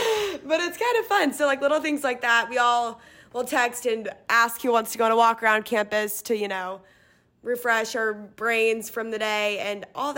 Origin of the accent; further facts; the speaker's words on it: Lexington, Kentucky, United States; I'm from Lexington, Kentucky. I'm going to be a senior this year